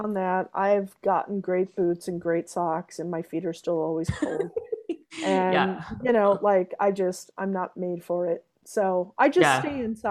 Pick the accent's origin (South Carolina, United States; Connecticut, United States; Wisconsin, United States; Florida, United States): Wisconsin, United States; born and raised in Wisconsin